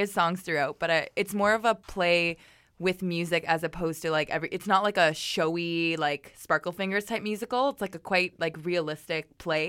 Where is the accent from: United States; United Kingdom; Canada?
Canada; let's make our porno like really Canadian because people love Canadians and we're Canadian.